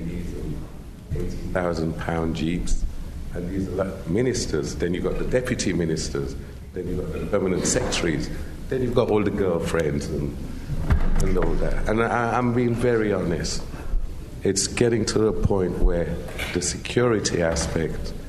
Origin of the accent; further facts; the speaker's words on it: Sierra Leone; I'm from Sierra Leone, but I've been back at least a year or so.